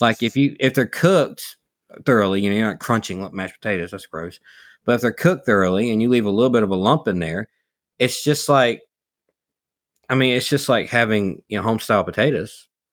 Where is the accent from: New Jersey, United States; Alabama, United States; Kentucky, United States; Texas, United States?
Alabama, United States; South; we're from South Alabama